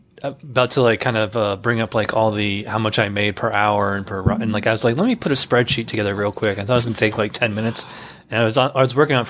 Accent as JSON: {"language": "English", "region": "New York", "country": "United States", "lives_now": "Florida, United States", "said": "You know, that's funny because I'm originally from New York, and I remember that when I moved to Florida, it's really weird."}